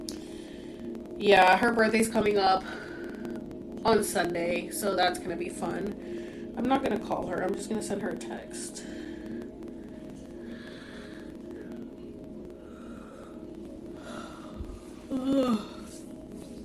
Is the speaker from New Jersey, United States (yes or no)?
no; Orlando, Florida, United States; born or raised there; accent: Puerto Rican; moved away as an adult; also born or lived in Puerto Rico; now in California, United States